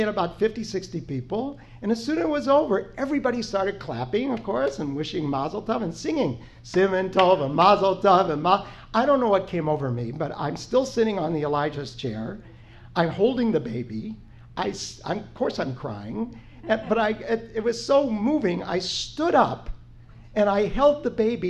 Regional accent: Omaha, Nebraska, United States; Susie and I, my wife, saw this in Omaha, Nebraska, our hometown

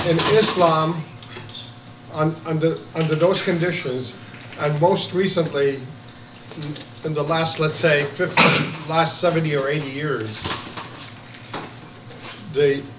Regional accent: Iraq; moved away; I I come from from Iraq.

